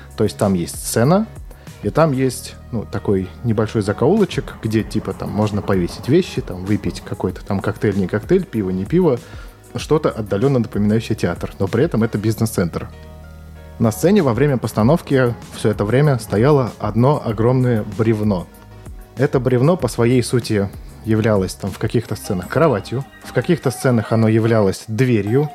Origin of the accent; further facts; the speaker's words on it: Saint Petersburg, Russia; я являюсь коренным жителем Петербурга